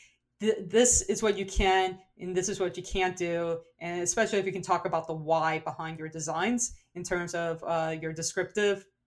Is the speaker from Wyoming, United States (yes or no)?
no; New Orleans, Louisiana, United States; accent: New Orleans; my New Orleans accent